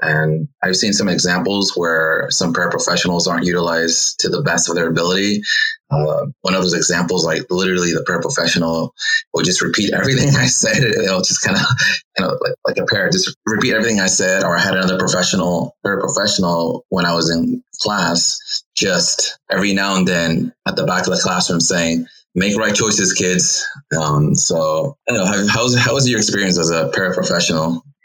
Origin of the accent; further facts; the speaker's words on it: Los Angeles, California, United States; I'm from Los Angeles